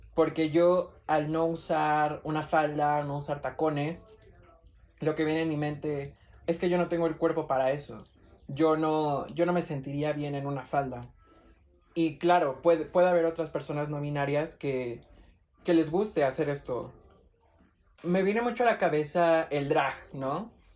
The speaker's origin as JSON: {"language": "Spanish", "country": "Mexico", "said": "México, este, clase media baja"}